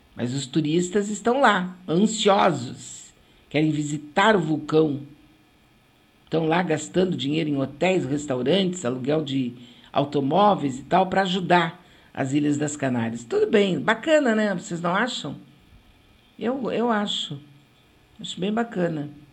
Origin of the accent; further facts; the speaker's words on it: Porto Alegre, São Leopoldo, Rio Grande do Sul, Brazil; accent: gaúcho; also born or lived in Rio de Janeiro; Pátria para mim é Porto Alegre, Rio Grande do Sul, sabe, São Leopoldo